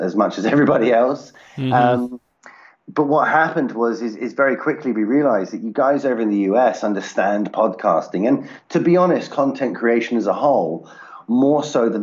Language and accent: English; United Kingdom; I'm based out of the UK